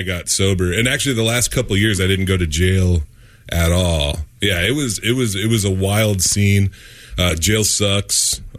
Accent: Spanaway, Washington, United States; I grew up in Spanaway, Washington

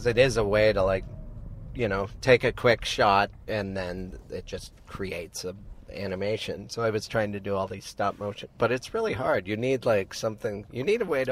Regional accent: Montana, United States; a childhood of going to every funeral in that town, in the government seat of the Flathead Nation

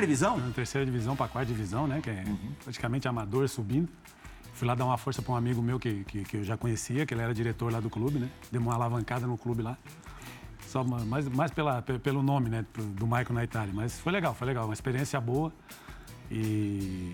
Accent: Gaúcho, Rio Grande do Sul, Brazil; somos gaúchos também

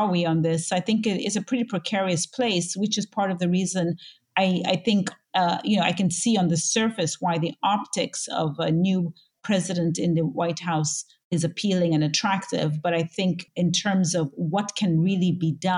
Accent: Zambia; I was born and raised in Zambia, Southern Africa

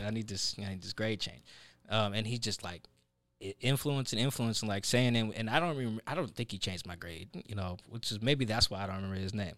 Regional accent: Seattle, Washington, United States; also born or lived in Pullman, Washington; I grew up in Sa-, like, in South Seattle

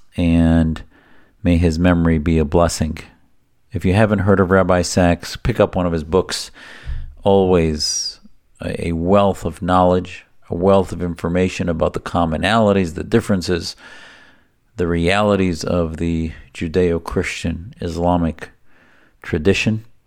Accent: United States; I, as an American Muslim, patriotic American

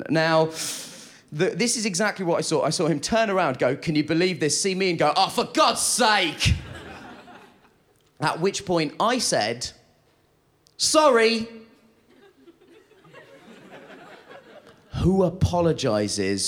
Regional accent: United Kingdom; I'm a British Asian gentleman.

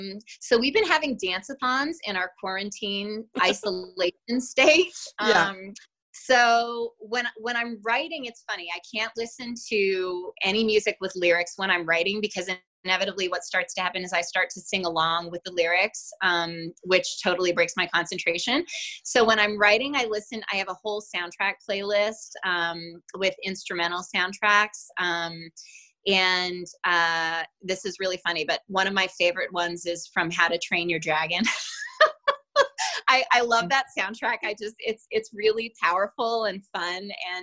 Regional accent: California, United States; I grew up in Southern California, and my dad loved the Beach Boys, so we listened to the Beach Boys a lot.

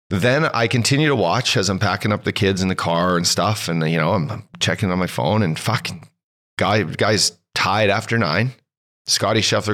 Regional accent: Canada

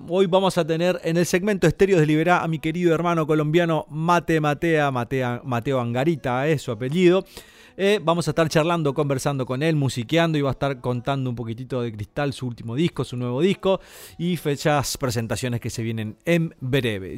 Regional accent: Santo Tomé, Corrientes, Argentina; moved away; A todo mi pueblo hermoso, Santo Tomé

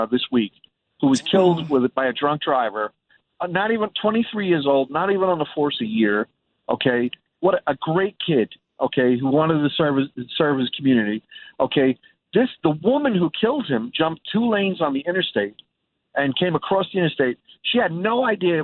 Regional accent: New York City, New York, United States; I was born and raised in Brooklyn

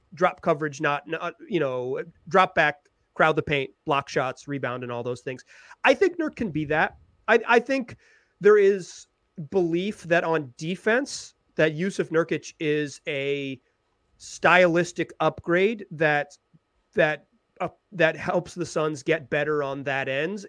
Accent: Chapel Hill, North Carolina, United States; I'm a Carolina guy. Like, I grew up in Chapel Hill, North Carolina.

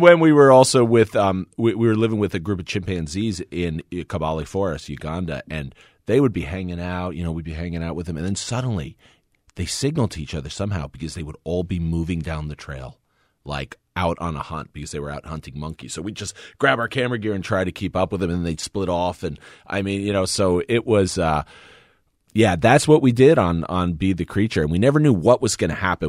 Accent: New Jersey, United States; We grew up in New Jersey

